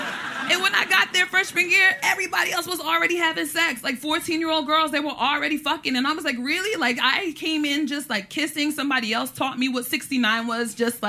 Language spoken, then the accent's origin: English; New York City, New York, United States; I already speak like this because I'm from Brooklyn.